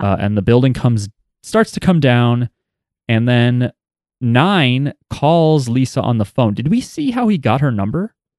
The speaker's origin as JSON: {"language": "English", "region": "New Jersey", "country": "United States", "said": "we're from New Jersey."}